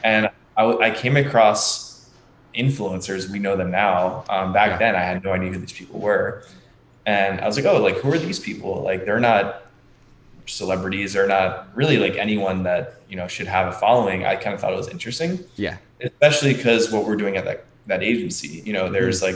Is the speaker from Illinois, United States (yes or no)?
no; Margate City, New Jersey, United States; I'm from a very small town in New Jersey. It's called Margate, it's right next to Atlantic City.